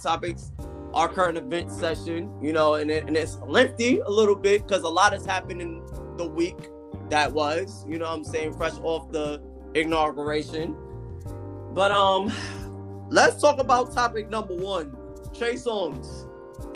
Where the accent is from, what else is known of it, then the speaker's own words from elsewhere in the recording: New York, United States; I'm from New York, born and raised.